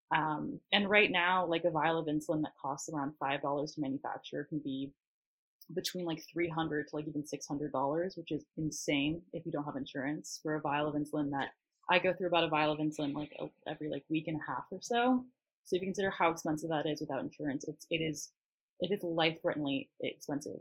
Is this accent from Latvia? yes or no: no; Northern California, United States; moved away as an adult; now in Southern California, United States; I grew up in Northern California and um, I'm now going to school in SoCal